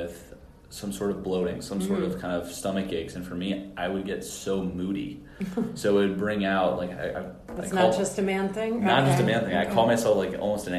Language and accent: English; San Francisco, California, United States; now in Florida, United States; I was from San Francisco